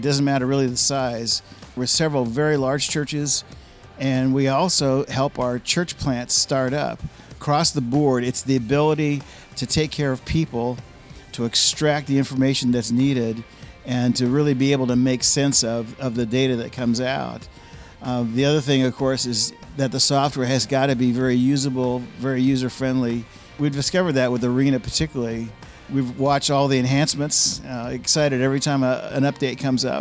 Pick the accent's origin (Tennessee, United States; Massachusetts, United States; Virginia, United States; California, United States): California, United States; San Jose; I was born and raised in San Jose, California.